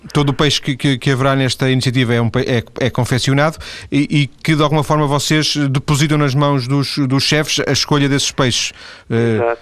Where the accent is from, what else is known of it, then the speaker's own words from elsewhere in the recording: Lisbon, Portugal; now in northern Portugal; Eu, eu nasci em Lisboa, já, já vivo no norte há, há muitos, muitos anos, lembro-me da minha mãe comprar em Lisboa cachuchos